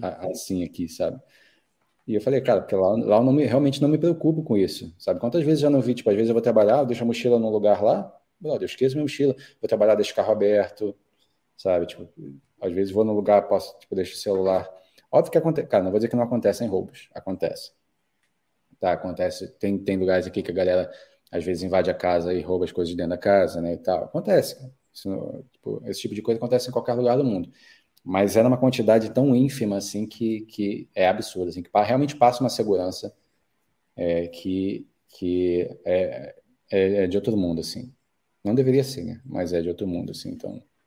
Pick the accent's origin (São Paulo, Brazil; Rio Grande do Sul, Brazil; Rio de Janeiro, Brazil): Rio de Janeiro, Brazil; moved away as an adult; also born or lived in Mexico; now in Sydney, Australia; nós que viemos do Brasil, Rio de Janeiro ainda por cima